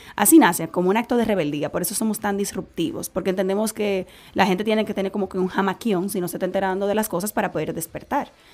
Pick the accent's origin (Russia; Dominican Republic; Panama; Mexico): Dominican Republic; como caribeños y como dominicanos y como latinos